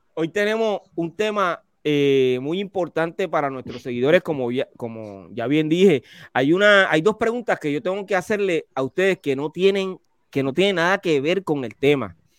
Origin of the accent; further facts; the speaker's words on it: Carolina, Puerto Rico; Richie y, yo, yo somos de Carolina